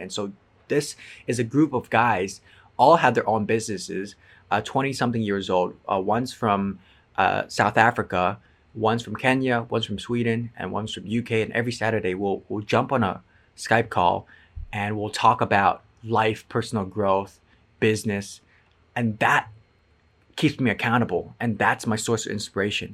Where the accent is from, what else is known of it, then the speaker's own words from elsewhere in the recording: Macau; moved away; also born or lived in San Francisco / Edinburgh; I'm from Macau, China